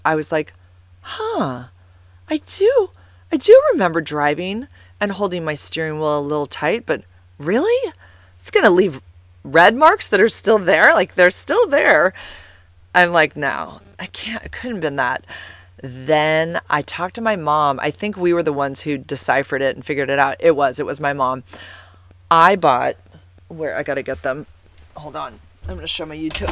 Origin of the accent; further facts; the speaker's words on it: San Carlos, California, United States; I grew up in San Carlos, and I went to this school called White Oaks